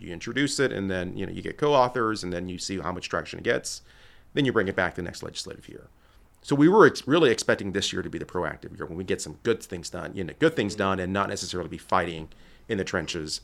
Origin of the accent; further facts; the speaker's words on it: Laredo, Texas, United States; moved away as an adult; now in Dallas, United States; I'm originally from Laredo, Texas, born and raised